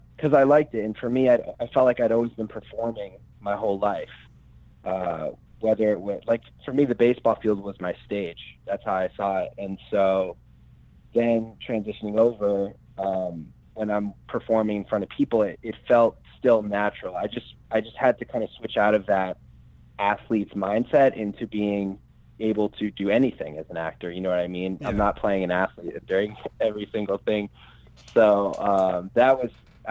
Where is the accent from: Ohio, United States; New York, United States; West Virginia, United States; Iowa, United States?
New York, United States; Albany; I'm from upstate New York, like Albany area.